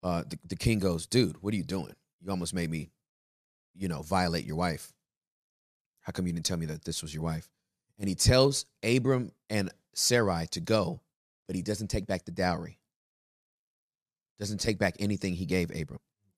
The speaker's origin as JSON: {"language": "English", "country": "Russia", "accent": "Russian", "second_language": "English", "said": "I'm so sorry for my Russian accent."}